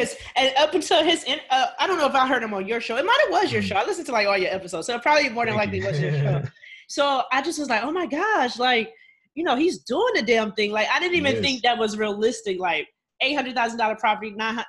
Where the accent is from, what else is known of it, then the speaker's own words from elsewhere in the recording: Ohio, United States; So Dayton, Ohio, I'm from Ohio, obviously, but I went to Ohio University.